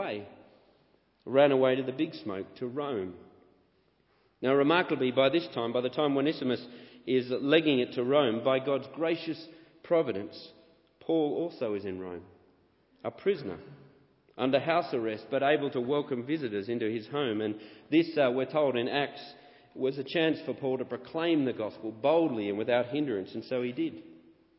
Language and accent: English; Canberra, Australian Capital Territory, Australia; moved away; also born or lived in Sydney; I was born in Canberra, Australia